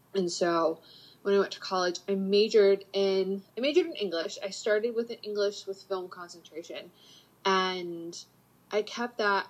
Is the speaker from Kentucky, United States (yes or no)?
no; Panama City, Florida, United States; moved away as an adult; also born or lived in Atlanta; I grew up in Panama City